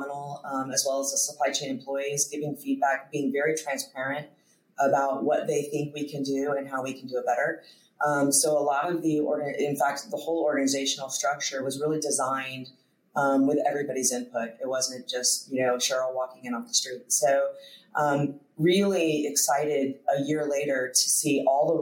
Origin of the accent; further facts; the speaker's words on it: east coast of Florida, United States; also born or lived in Texas / Charlotte / Pensacola / Hamilton, Ontario; I was born in Texas. I moved when I was quite young to the east coast of Florida